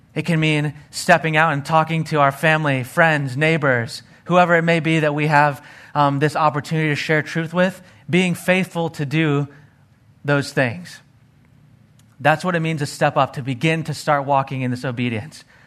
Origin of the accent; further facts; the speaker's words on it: Arizona, United States; growing up in Arizona, hanging out and playing in the desert